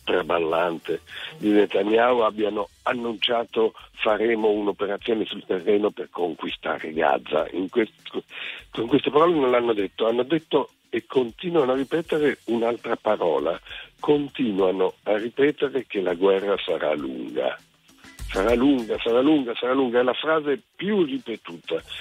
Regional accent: Lebanon; now in Italy; sono nato in Libano e ho tanta famiglia in Israele

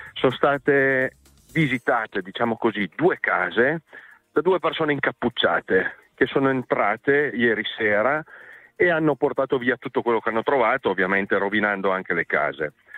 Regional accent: San Martino Canavese, Piedmont, Italy; al mio paese, San Martino Canavese

